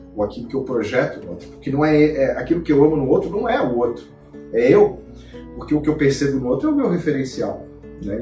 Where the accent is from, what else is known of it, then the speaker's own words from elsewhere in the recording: Florianópolis, Santa Catarina, Brazil; eu sou manezinho aqui da ilha